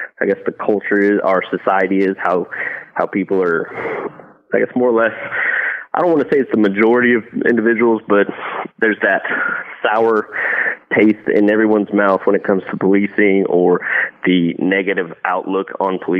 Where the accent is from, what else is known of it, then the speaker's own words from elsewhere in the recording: southeastern Arizona, United States; Started working for a department, which was my hometown where I grew up